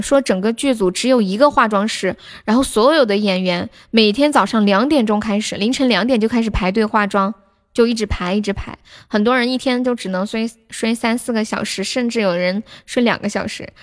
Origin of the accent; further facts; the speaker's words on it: Sichuan, China; accent: Sichuanese; 我是四川的，不是重庆的，但我这里离重庆挺近的